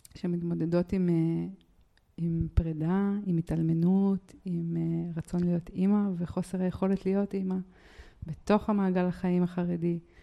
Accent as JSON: {"language": "Hebrew", "town": "Jerusalem", "region": "Jerusalem District", "country": "Israel", "said": "אני רק מירושלים"}